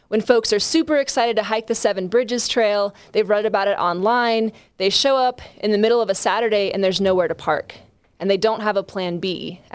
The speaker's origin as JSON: {"language": "English", "region": "Ohio", "country": "United States", "also_born_or_lived": "Arkansas", "moved": "as an adult", "said": "I went to undergrad in Arkansas. I'm originally from Ohio."}